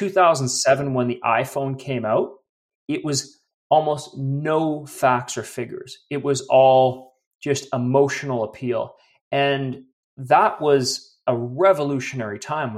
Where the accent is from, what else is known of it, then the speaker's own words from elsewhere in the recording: Vancouver, British Columbia, Canada; moved away as an adult; now in Calgary, Canada; I'm actually originally from Vancouver, but okay. 13 years in Calgary.